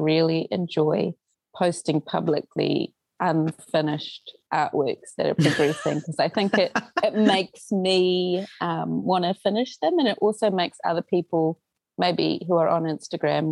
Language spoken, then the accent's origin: English; New Zealand; born or raised there; also born or lived in Auckland / Tauranga